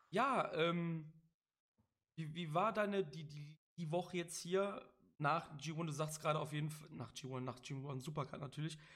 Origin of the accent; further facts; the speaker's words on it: Cologne, North Rhine-Westphalia, Germany; ich bin ja auch aus Köln, das sollte mittlerweile auch kein Geheimnis mehr sein. Sollte man auch an meinen ja, an meinen Dialekt ab und an merken.